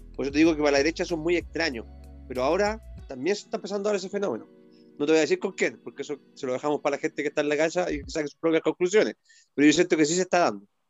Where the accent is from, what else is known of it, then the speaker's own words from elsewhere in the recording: Valparaíso, Chile; mis tierras de la quinta región, de la quinta costa, de donde yo soy originario